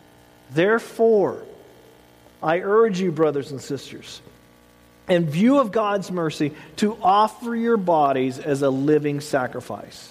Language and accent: English; the South, United States; I grew up in the South